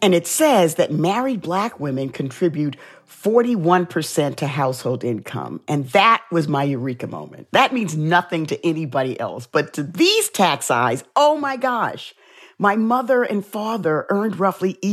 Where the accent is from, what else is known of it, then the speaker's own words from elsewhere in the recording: New York City, New York, United States; growing up in the South Bronx